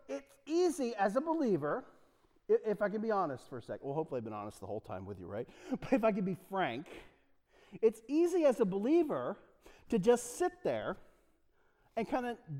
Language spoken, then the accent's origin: English; Delaware, United States; I'm from Delaware